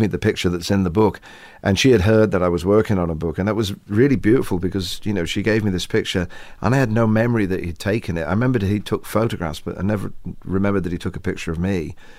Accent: England, United Kingdom; Maybe we're English

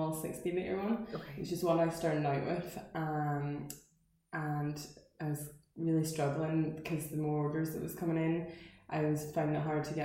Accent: Portstewart, Northern Ireland, United Kingdom; I'm from Portster as well, so I probably actually started like my artistic career as a young artist in Flowerfield

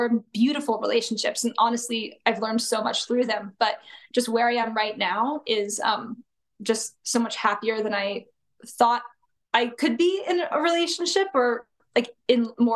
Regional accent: Santa Clarita, California, United States; I grew up in Santa Clarita. So it's about 30 minutes north of Los Angeles.

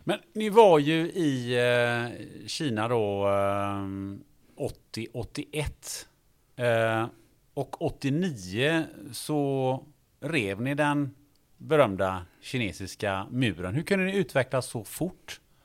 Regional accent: Kungälv, Västra Götaland, Sweden; jag är från Kungälv

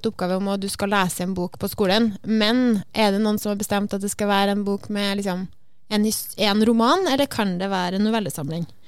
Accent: Trøndelag, Norway; Jeg føler at Det bare, det er kanskje fordi jeg er trønder, da.

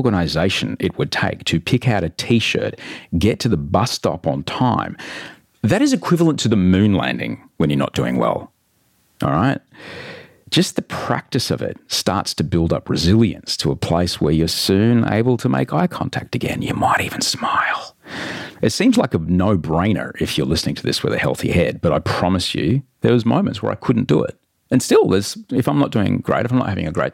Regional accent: Brisbane, Queensland, Australia; I grew up in Brisbane, in Australia

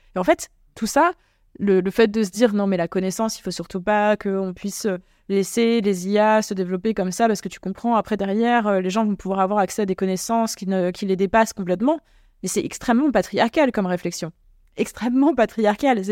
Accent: Normandy, France; moved away; also born or lived in Creuse; en Normandie aussi d'ailleurs. c'est là d'où je viens

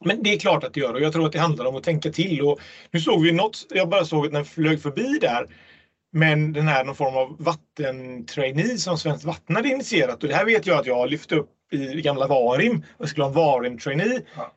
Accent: Gothenburg, Västra Götaland, Sweden; i Göteborg, min hemstad

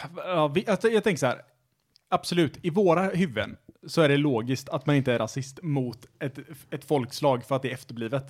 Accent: Sweden; svenskar är nationalister för att vi tycker att vi alltid är bäst på allting

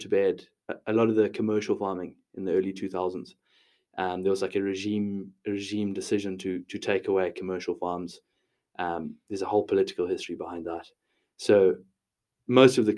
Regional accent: Zimbabwe; moved away as an adult; now in Dublin, Ireland; I grew up in a small town about 400 kilometers north of Harare in Zimbabwe.

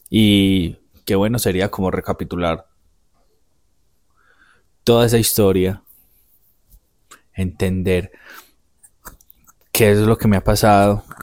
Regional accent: Medellín, Antioquia, Colombia; Soy el menor de tres hijos Nacimos y crecimos en un barrio popular de la ciudad de Medellín. Crecimos solo con mi madre.

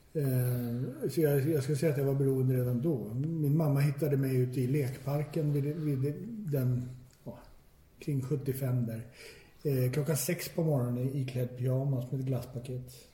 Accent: Stockholm, Stockholm County, Sweden; jag är född och uppvuxen i Stockholm

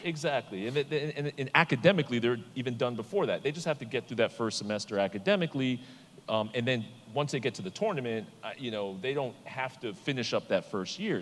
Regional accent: New York, United States; I grew up in New York

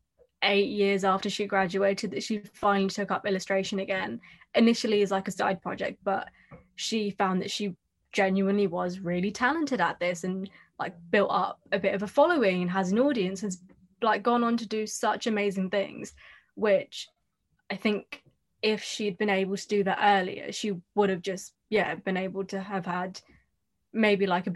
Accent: Hounslow, London, United Kingdom; I grew up in Hounslow East, literally by the train station

